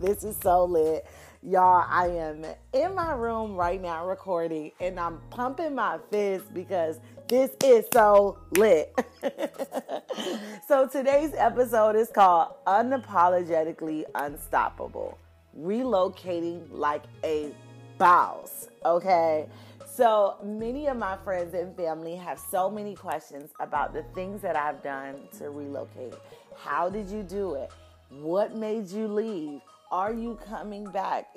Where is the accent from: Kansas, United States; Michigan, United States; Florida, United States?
Florida, United States; Miami; moved away as an adult; now in Houston, United States; I relocated from Miami